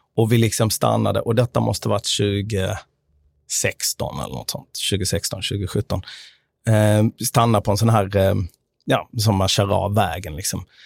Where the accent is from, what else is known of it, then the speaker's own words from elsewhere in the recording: Sweden; jag är uppvuxen i Sverige med amerikanska föräldrar.